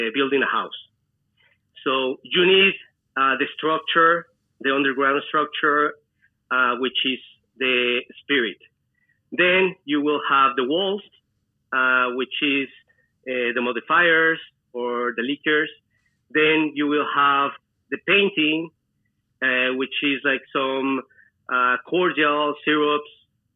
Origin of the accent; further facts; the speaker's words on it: Celaya, Guanajuato, Mexico; moved away as an adult; also born or lived in New York; I'm originally from Mexico, from a small town. It's called Celaya in the state of Guanajuato. That is where I grew up. I was raised there.